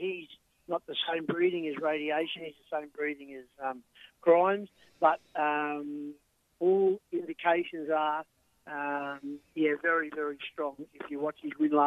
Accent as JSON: {"language": "English", "town": "Dapto", "region": "New South Wales", "country": "Australia", "tie": "born or raised there", "said": "born and bred in Dapto, lived in Dapto for 63 years"}